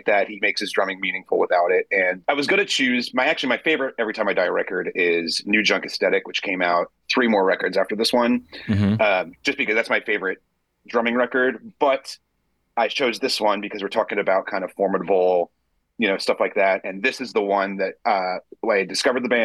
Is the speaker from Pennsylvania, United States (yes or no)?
yes; Pennsylvania, United States; I grew up in Pennsylvania